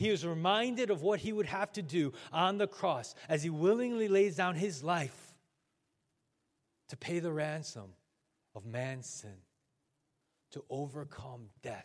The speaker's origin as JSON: {"language": "English", "town": "Chicago", "region": "Illinois", "country": "United States", "moved": "yes", "said": "I am from Chicago"}